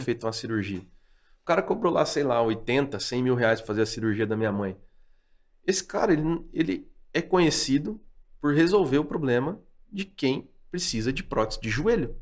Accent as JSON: {"language": "Portuguese", "region": "Paraná", "country": "Brazil", "tie": "born or raised there", "also_born_or_lived": "Londrina", "moved": "yes", "said": "fui morar em Biporã de novo, lá onde eu nasci"}